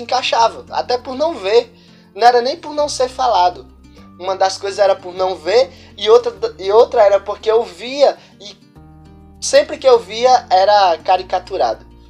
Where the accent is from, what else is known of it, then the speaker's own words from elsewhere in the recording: Jardim do Seridó, Rio Grande do Norte, Brazil; eu sou do povoado Currais Novos, no município de Jardim do Seridó, que é o interior do interior do Rio Grande do Norte